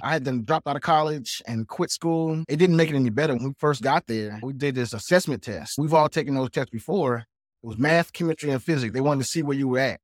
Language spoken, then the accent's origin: English; South Carolina, United States; I'm actually from South Carolina